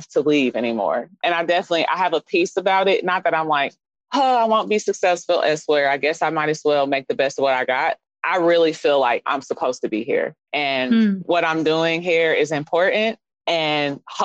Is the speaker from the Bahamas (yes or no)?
no; Kansas City, Missouri, United States; also born or lived in Phoenix, Arizona; I'm from Kansas City, Missouri